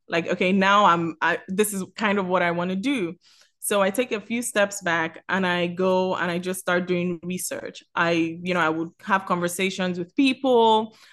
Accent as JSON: {"language": "English", "region": "Lagos", "country": "Nigeria", "also_born_or_lived": "Miami", "moved": "yes", "lives_now": "Atlanta, United States", "said": "I'm originally from Lagos, Nigeria"}